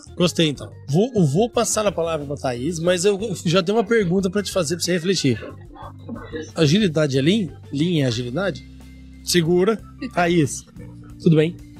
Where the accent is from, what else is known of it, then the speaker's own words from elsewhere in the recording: interior of Paraná, Brazil; eu sou lá do interior do Paraná